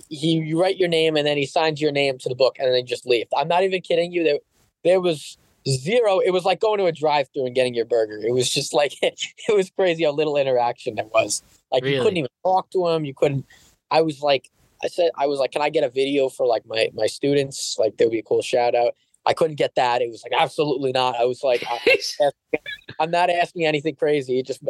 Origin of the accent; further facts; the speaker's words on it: Connecticut, United States; I've met girls from Long Island. I'm from Connecticut.